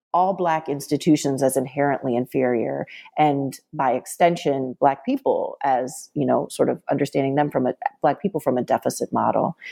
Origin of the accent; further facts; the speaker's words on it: suburban Maryland, United States; also born or lived in Washington, D.C.; I was born in Washington, D C, and my family moved to suburban Maryland when I was in elementary school